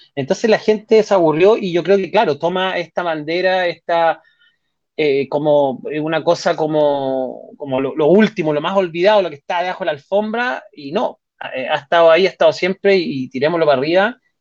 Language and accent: Spanish; Chile; en mi país